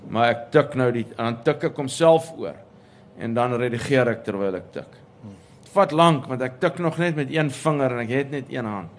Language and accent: Afrikaans; Pretoria, Gauteng, South Africa; moved away as an adult; toe ek groot geword het in Pretoria